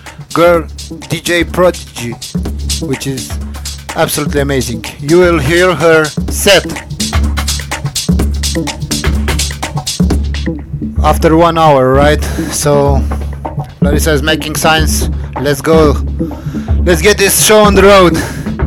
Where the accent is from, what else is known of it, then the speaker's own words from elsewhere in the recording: Baku, Azerbaijan; here in Baku, in my hometown